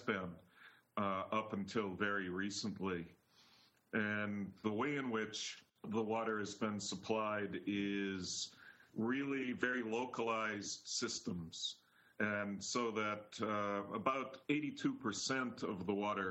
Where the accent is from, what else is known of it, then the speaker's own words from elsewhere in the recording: Milwaukee, Wisconsin, United States; moved away as an adult; now in Galway, Ireland; I'm originally from Milwaukee, Wisconsin, and I've been in Ireland for about 20 years now